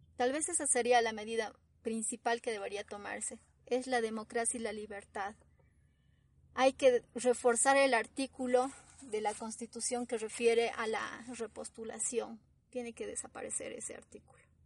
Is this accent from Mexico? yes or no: no; Bolivia; no le interesamos como bolivianos